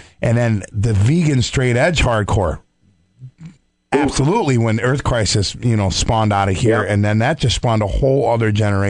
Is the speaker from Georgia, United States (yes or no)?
no; Syracuse, New York, United States; from upstate New York. They're like, well, where? And we're like, from Syracuse.